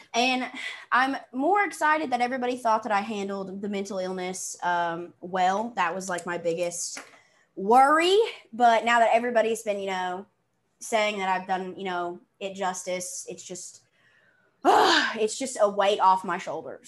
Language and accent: English; the South, United States; accent: southern; i'm from the south